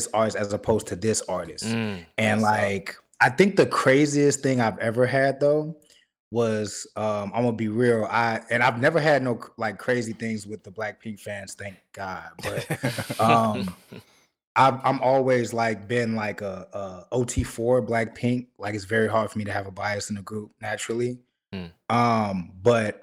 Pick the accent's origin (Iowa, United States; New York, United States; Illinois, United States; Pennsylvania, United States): Illinois, United States; Chicago; I'm from Chicago